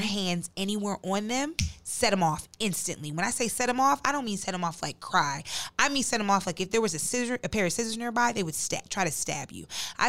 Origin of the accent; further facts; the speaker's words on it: New Jersey, United States; now in Texas, United States; we're from New Jersey